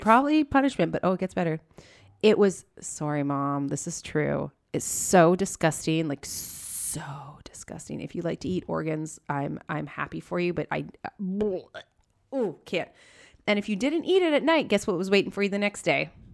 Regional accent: Kelowna, British Columbia, Canada; also born or lived in Calgary; Kelowna, my hometown

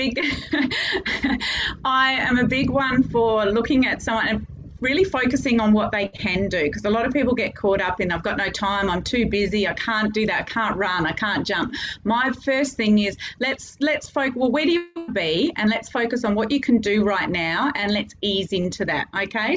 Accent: Adelaide, South Australia, Australia; moved away as an adult; now in Cairns, Australia; I'm from Adelaide originally

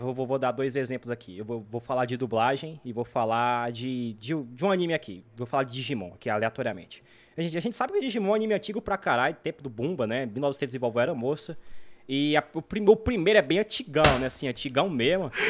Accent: Brasília, Federal District, Brazil; eu sou de Brasília.

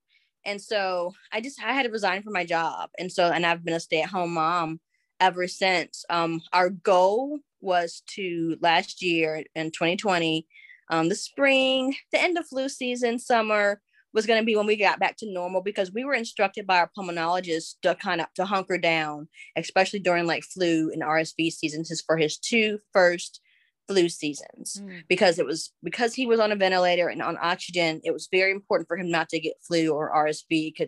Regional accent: Michigan, United States; accent: mixed accent; now in Alabama, United States

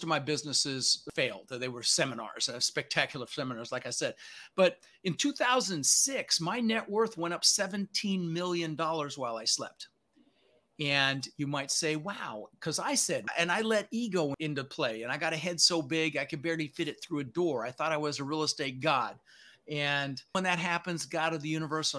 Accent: Denver, Colorado, United States; also born or lived in Netherlands; I was born in the Netherlands, wooden shoes, windmill. Immigrated when I was 6 years old with my brother, Albert, my mother's Vancha. We ended up in Denver, Colorado

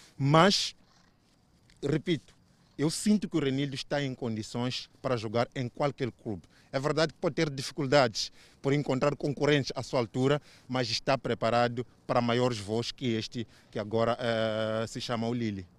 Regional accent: Mozambique; eu como moçambicano

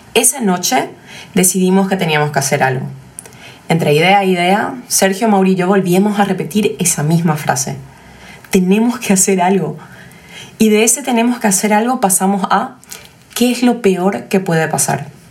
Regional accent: Paraguay; somos paraguayos y conocemos nuestro mercado mejor que nadie

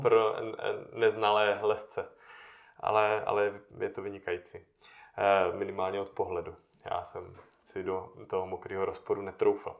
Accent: Moravian Karst, South Moravian Region, Czechia; z té části, odkud já pocházím, z Moravského krasu

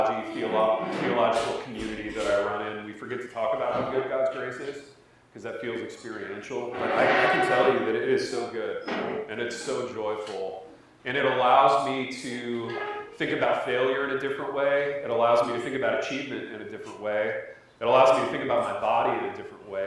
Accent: Indiana, United States; I was from Indiana. I grew up in Corn

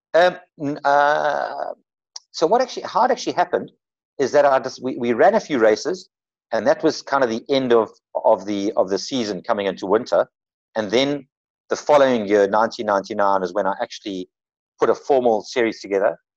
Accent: Durban, KwaZulu-Natal, South Africa; moved away as an adult; also born or lived in Cape Town; I was, I was brought up in Durban.

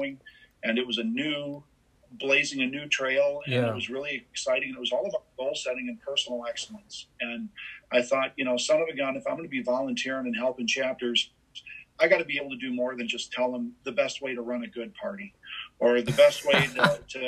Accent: Dubuque, Iowa, United States; my hometown of Dubuque

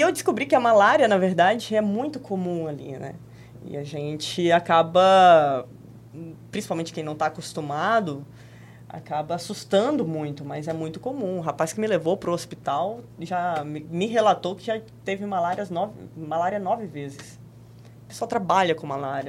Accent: Rio Verde, Goiás, Brazil; moved away as an adult; also born or lived in Brasília / Spain; eu saí lá de Rio Verde, fui fazer faculdade de jornalismo em Brasília

